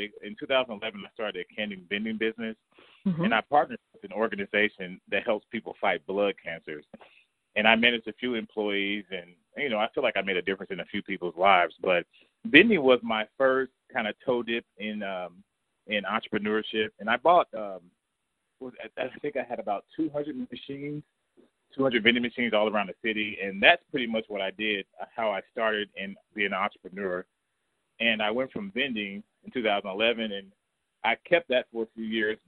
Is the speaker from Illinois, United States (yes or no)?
no; Kansas City, Missouri, United States; I was born and raised in Kansas City